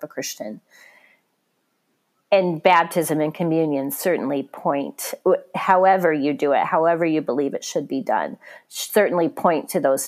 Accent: Missouri, United States; moved away as an adult; now in Michigan, United States; a trip home to Missouri

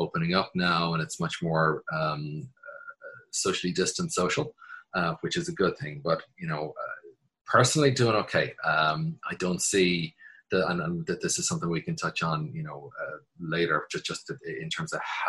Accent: Dublin, Leinster, Ireland; moved away as an adult; now in New York, United States; I was born in Dublin, raised in Dublin, and I moved to New York in 1999.

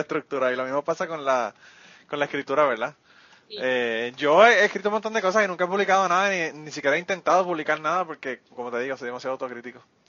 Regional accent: Utuado, Puerto Rico; a mí me parieron en el hospital del maestro y me llevaron potuado y yo soy tutuado

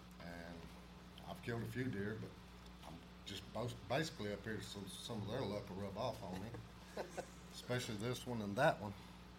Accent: Attalla, Alabama, United States; I'm from Atala, Alabama.

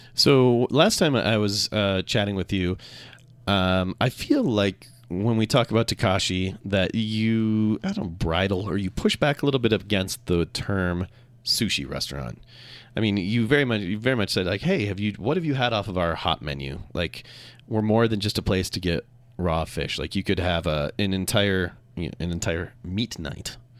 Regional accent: Minnesota, United States; moved away as an adult; also born or lived in Seattle; now in Utah, United States; I grew up in Minnesota

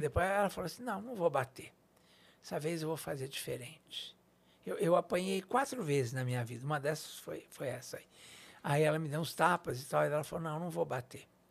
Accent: São Paulo, Brazil; Eu sou daqui de São Paulo. Na, nasci aqui na, na, Zona Leste, de certa forma, no, no Brás

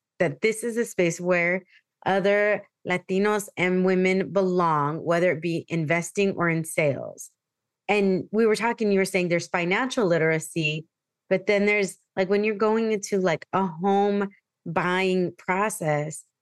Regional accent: San Diego, California, United States; moved away as an adult; I grew up in San Diego. So to be back home is like a huge thing for me

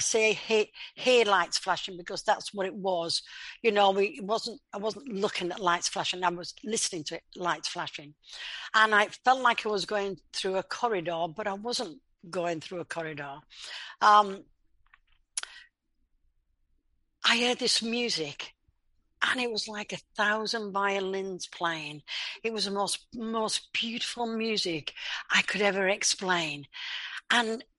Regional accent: Leeds, Yorkshire and the Humber, United Kingdom; I was born in England in a place called Leeds

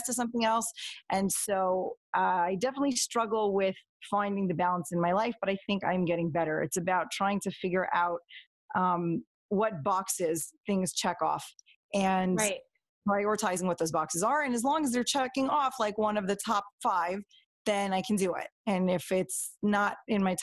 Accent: Toronto, Ontario, Canada; I was born and raised in Toronto, into a pretty normal Modern Orthodox kind of family

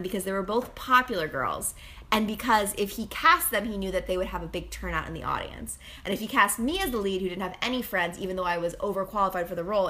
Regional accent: Westport, Connecticut, United States; born or raised there; also born or lived in Manhattan, New York

